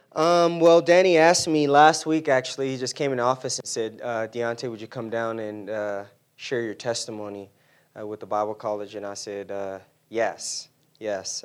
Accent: San Diego, California, United States; moved away; I grew up in San Diego in an immediate family of four.

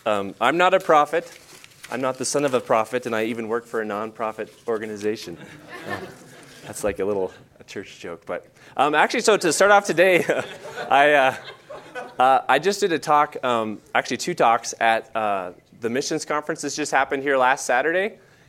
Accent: Bozeman, Montana, United States; moved away as an adult; also born or lived in Manhattan, Montana / Chicago; I was born here in Bozeman, Montana. I grew up going to school just in a city next to this, Manhattan. So I went to Manhattan Christian High School all through high school.

